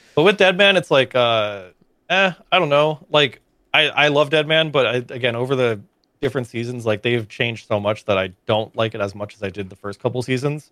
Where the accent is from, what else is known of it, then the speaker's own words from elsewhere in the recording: Florida, United States; moved away as an adult; now in Austin, United States; a lot of my friends that I knew growing up in Florida